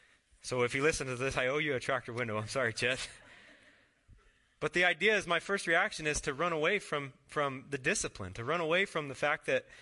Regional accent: Mitchell, United States; When I was in like fifth grade, I grew up in Mitchell, and I had a Red Ryder BB gun.

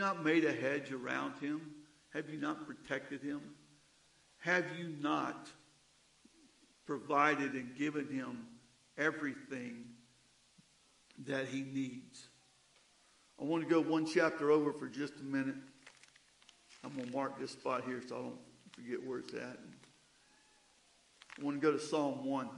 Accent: the South, United States; Growing up in the South, along the riverbanks

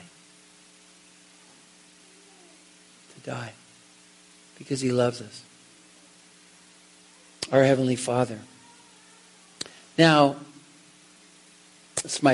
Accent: Seattle, Washington, United States; I'm from Seattle

